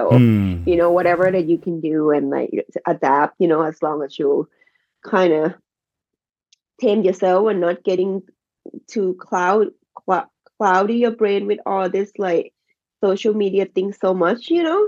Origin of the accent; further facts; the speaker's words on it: Thailand; English is a second language; moved away as an adult; now in Baltimore, United States; since I was born and raised in Thai, you know, so I'm supporting where I'm from and the language I speak and the culture that I grew up, you know, so I always tell people that I'm Thai